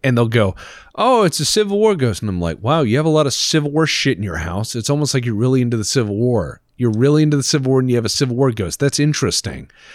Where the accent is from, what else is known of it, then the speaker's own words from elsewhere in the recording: Texas, United States; I'm from Texas